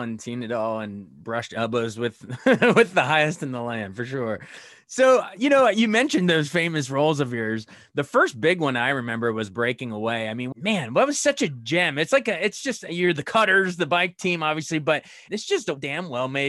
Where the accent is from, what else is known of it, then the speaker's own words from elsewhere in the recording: Frederick, Maryland, United States; I'm calling from Frederick, Maryland right now. My wife and I live here. I grew up here, and our city, a little hour north of D.C., hour west of Baltimore